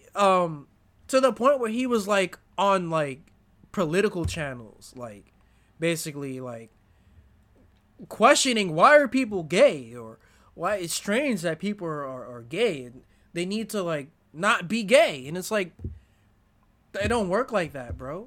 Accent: United States; as an American

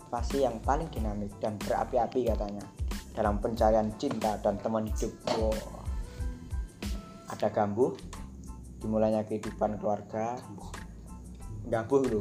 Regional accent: Java, Indonesia; born there; karena aku lahir di Jawa aku pakai literasi narasi-narasi dari sana

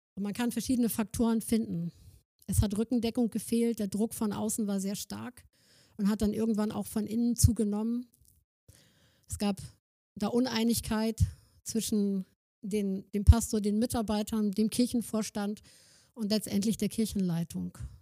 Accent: Germany; also born or lived in Northern Germany; wir als Deutsche

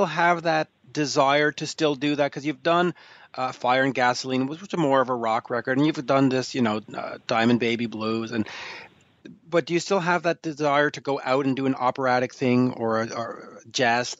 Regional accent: Canada; growing up in Canada

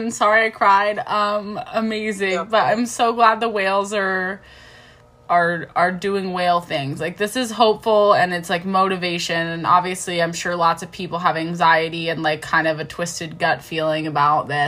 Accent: East Coast, United States; I'm from the East Coast.

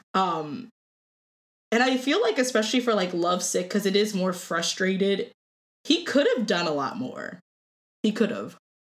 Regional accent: Cleveland, Ohio, United States; moved away as an adult; now in Oswego, United States; I'm from Cleveland, Ohio. I somehow ended up in Oswego, New York, of all places

